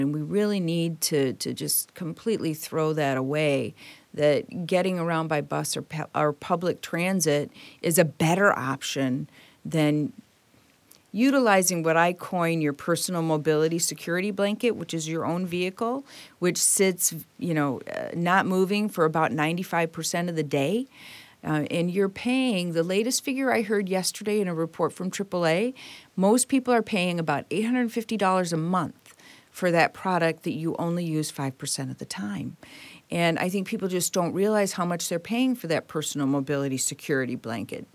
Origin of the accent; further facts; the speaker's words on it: Detroit, Michigan, United States; I was born and raised in Detroit